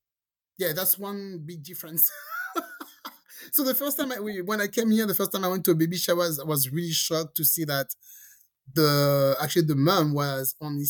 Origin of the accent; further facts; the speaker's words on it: France; also born or lived in Caribbean; now in United States; I'm from France.